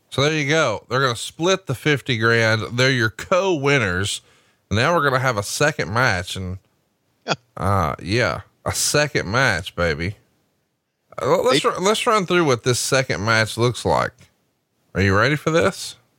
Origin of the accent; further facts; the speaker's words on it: Alabama, United States; Because I'm from Alabama, I can't be cultured